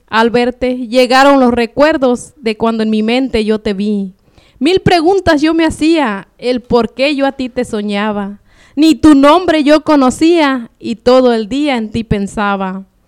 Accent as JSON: {"language": "Spanish", "region": "Michoacán", "country": "Mexico", "tie": "born or raised there", "also_born_or_lived": "Guerrero / La Mira, Michoacán / Lázaro Cárdenas", "moved": "yes", "lives_now": "Phoenix, United States", "said": "yo nací en Guerrero, pero me crié en Michoacán"}